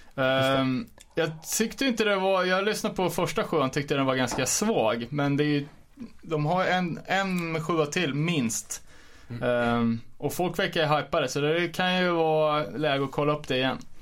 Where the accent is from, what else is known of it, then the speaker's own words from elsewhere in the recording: Örebro, Örebro County, Sweden; jag var från Örebro